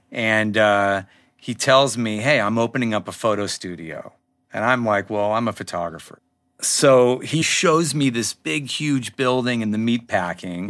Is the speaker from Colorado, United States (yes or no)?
no; Los Angeles, California, United States; I grew up in Laurel Canyon